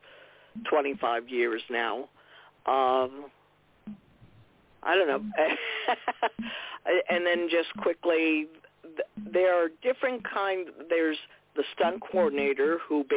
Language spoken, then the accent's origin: English; Saranac Lake, New York, United States; I was born and raised in Saranac Lake, New York, which is in the Adirondack Park